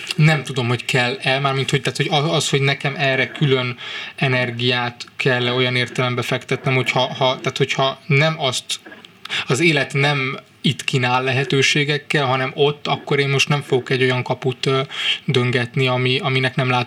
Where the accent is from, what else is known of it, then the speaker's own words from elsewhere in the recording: Budapest, Hungary; moved away as an adult; now in Târgu Mureș, Romania; Budapestről vásárére kerülve kellett egy idő, amíg, amíg aklimatizálódtam.